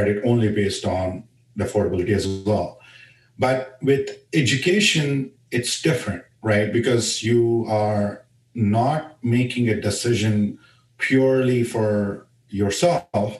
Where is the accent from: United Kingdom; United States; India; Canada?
India; moved away; when I was growing up in India